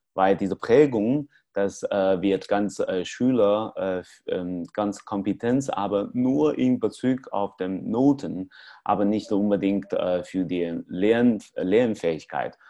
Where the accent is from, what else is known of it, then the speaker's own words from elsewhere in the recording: China; German is a second language; moved away; in China, in meinem Heimat